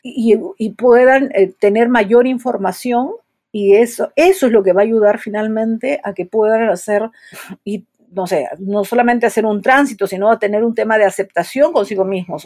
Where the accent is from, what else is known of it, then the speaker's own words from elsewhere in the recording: Peru; soy psicóloga, soy de Perú